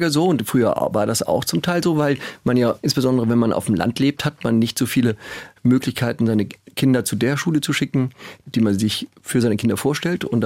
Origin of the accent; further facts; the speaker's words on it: Schleswig-Holstein, Germany; Also groß geworden in Schleswig-Holstein, da wir seit Jahrhunderten einen Besitz in Schleswig-Holstein haben